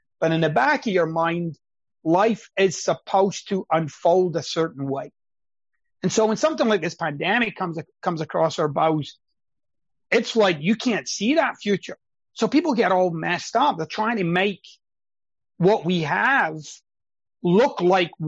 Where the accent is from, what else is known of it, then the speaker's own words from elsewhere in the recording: Scotland, United Kingdom; moved away; I'm Scottish